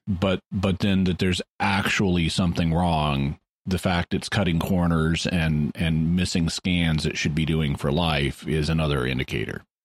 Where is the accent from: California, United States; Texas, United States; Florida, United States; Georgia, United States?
Texas, United States; Corpus Christi; Corpus Christi, my hometown, my, or my birth town